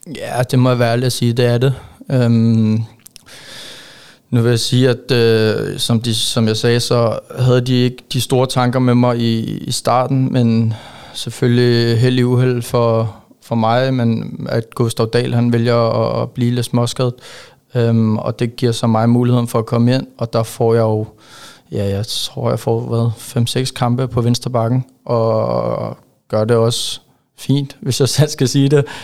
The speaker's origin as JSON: {"language": "Danish", "town": "Ejby", "region": "Zealand", "country": "Denmark", "tie": "born or raised there", "also_born_or_lived": "Karlslund", "moved": "as an adult", "lives_now": "Silkeborg, Denmark", "said": "jeg er jo faktisk vokset op i en øh, meget lille by, øh, som hedder Ejby. Ligger lidt ude for Køge. Øh, og der har jeg haft de første 13, 14, 14 år af mit liv"}